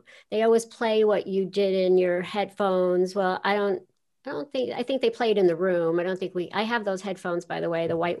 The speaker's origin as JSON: {"language": "English", "town": "New York City", "region": "New York", "country": "United States", "tie": "born or raised there", "said": "I grew up in Queens"}